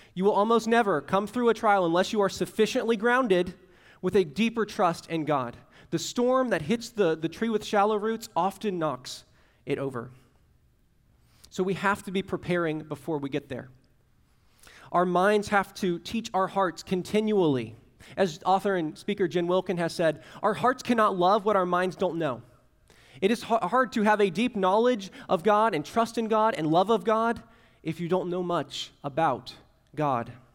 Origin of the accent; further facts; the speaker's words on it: Central Florida, United States; now in Tallahassee, United States; I grew up in Central Florida where, like, a Category One was something you went to the beach for